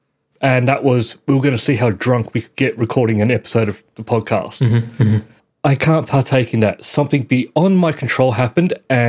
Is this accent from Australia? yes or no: yes; Australia; But no, we're Australian.